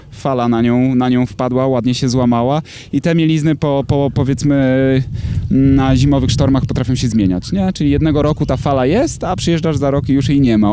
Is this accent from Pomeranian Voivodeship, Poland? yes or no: yes; Tricity, Pomeranian Voivodeship, Poland; urodziłem się, mieszkam w Trójmieście